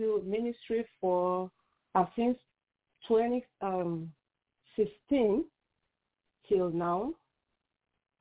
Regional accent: Nigeria; I am from Nigeria, and I am a mother, a wife, a pastor, and author

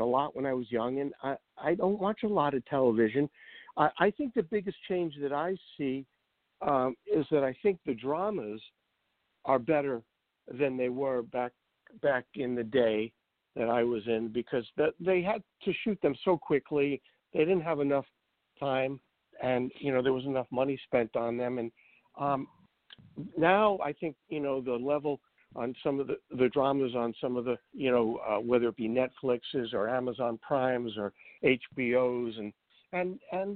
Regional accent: New York City, New York, United States; I grew up in Brooklyn

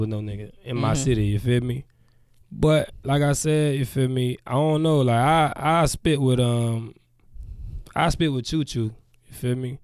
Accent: United States; I'm from Lauderdale

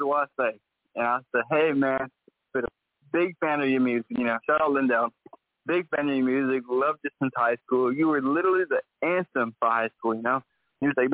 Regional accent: St. Joseph, Missouri, United States; also born or lived in Kansas City, Missouri; I'm from St. Joseph, Missouri, and that's not too far from Kansas City

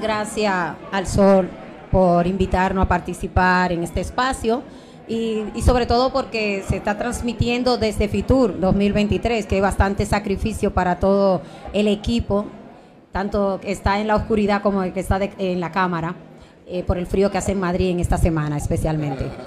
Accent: Santo Domingo Oeste, Distrito Nacional, Dominican Republic; now in Spain; Yo nací en República Dominicana, en Santo Domingo, en Herrera

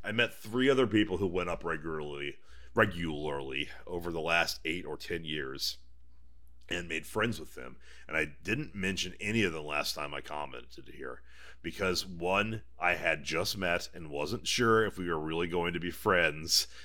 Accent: Houston, Texas, United States; as a Texan.

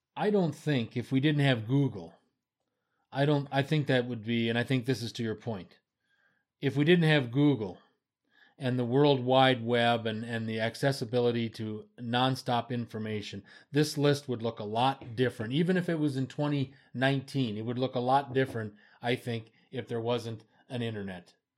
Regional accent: Milwaukee, Wisconsin, United States; moved away; also born or lived in Toronto; my home state of, of Wisconsin and, and the city of Milwaukee

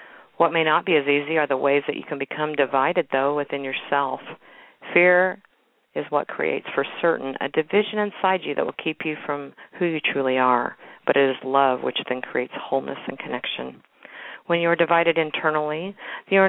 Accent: Kansas City, Missouri, United States; my hometown, Kansas City, Missouri

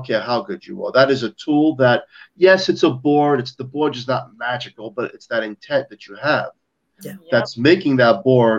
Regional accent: New York, United States; I'm a New Yorker. I debunk everything.

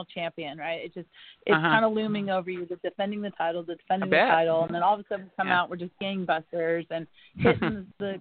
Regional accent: El Dorado Hills, California, United States; now in Florida, United States; I grew up in Northern California in El Dorado Hills.

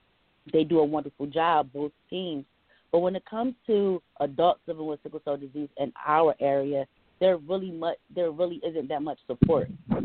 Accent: Philadelphia, Pennsylvania, United States; I was born in Philadelphia and raised in Philadelphia, but I was born at Chestnut Hill Hospital.

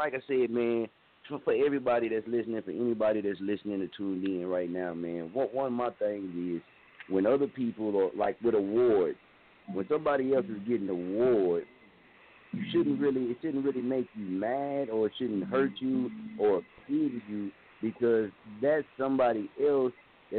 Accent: Muskogee, Oklahoma, United States; Now, I'm from Muskogee. I was staying in Wichita, Kansas.

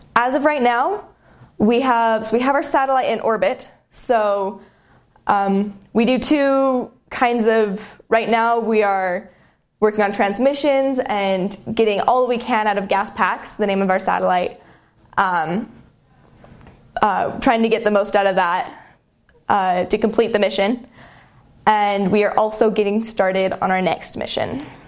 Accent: Murray, Utah, United States; I'm from Murray, Utah. So just south of Salt Lake

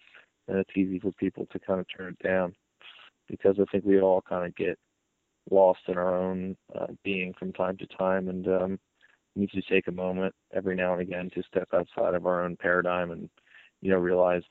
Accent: New Jersey, United States; we all might not be from the Jersey Shore, but, like, we're all from New Jersey, and, like, this is where we grew up

